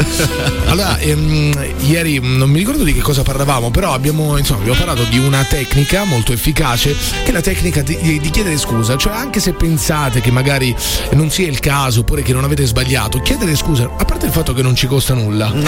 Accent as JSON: {"language": "Italian", "town": "Rome", "region": "Lazio", "country": "Italy", "said": "qui dietro, sono di Roma"}